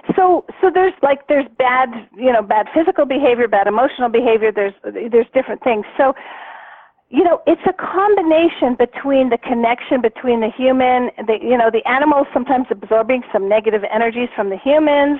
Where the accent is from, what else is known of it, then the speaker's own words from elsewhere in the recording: Canada; now in Arizona, United States; I'm Canadian, but I I'm in Arizona right now. Um, but when I lived in Canada